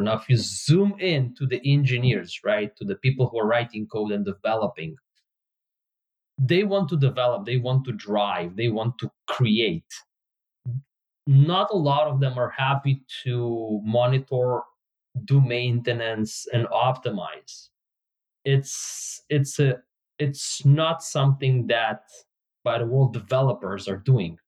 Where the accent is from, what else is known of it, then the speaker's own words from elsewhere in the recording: Israel; English is a second language; moved away as an adult; also born or lived in Soviet Union; now in Bay Area, United States; at the age of nine i moved from soviet union to israel and at the age of 41, I moved from Israel to the Bay Area in the US